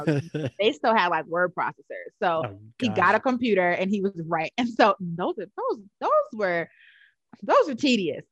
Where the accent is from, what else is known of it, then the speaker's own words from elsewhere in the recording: New York City, New York, United States; now in Atlanta, United States; I grew up in Harlem, New York, from East Harlem